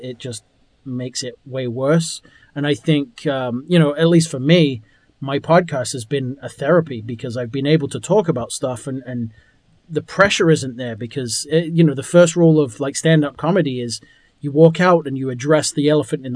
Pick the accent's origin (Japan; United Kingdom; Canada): United Kingdom; England; I'm from England.